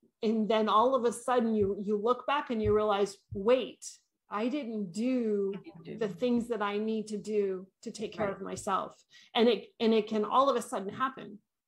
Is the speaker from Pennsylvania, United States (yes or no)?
no; Maine, United States; I'm from Maine.